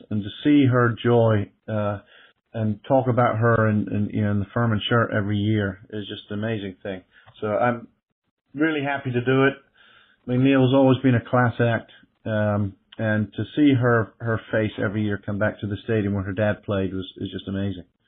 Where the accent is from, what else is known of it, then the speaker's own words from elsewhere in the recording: England, United Kingdom; now in Greenville, United States; I come from England, too, and that's what I grew up around.